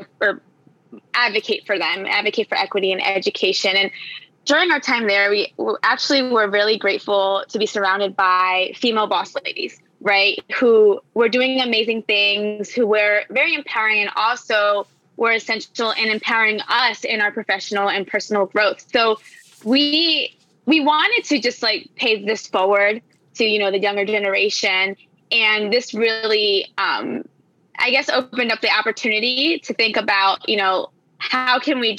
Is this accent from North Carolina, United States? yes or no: yes; Charlotte, North Carolina, United States; moved away as an adult; also born or lived in New York; So I am originally from Charlotte, North Carolina, born and raised. And I moved to New York when I was in my late 20s.